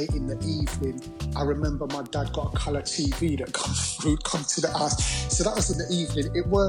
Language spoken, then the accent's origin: English; London, United Kingdom; I grew up in Peckham SE15